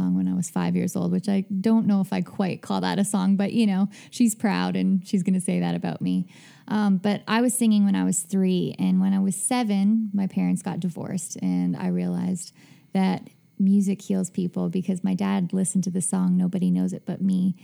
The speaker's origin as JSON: {"language": "English", "town": "Hudson Bay", "region": "Saskatchewan", "country": "Canada", "tie": "born or raised there", "moved": "yes", "said": "I grew up in Hudson Bay, Saskatchewan"}